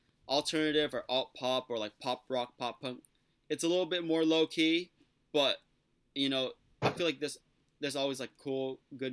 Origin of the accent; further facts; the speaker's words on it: San Jose, California, United States; we're from San Jose, so that's, like, the South Bay